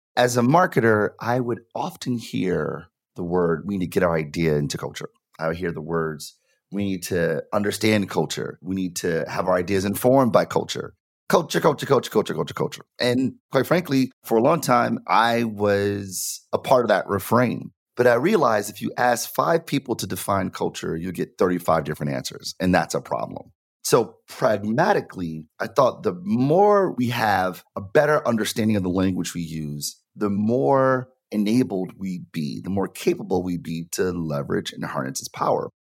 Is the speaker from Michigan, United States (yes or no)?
yes; Detroit, Michigan, United States; I'm from Detroit, born and raised